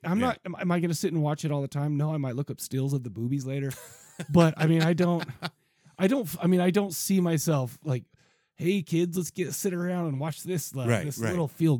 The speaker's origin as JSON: {"language": "English", "town": "San Diego", "region": "California", "country": "United States", "tie": "born or raised there", "said": "I remember as a kid, I grew up in San Diego for a few years, right?"}